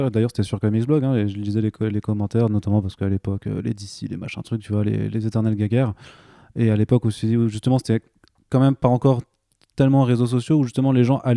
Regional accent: Grand Est, France; Ouais, dans les Vosges. Donc, si vous voulez un hashtag de soutien, je, je viens des Vosges

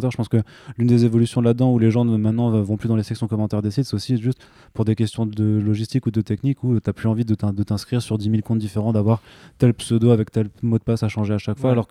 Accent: Grand Est, France; Ouais, dans les Vosges. Donc, si vous voulez un hashtag de soutien, je, je viens des Vosges

